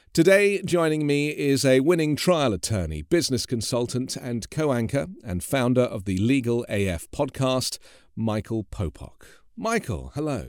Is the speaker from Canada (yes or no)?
no; England, United Kingdom; moved away as an adult; now in Los Angeles, United States; I am from England, obviously, but I, I've been living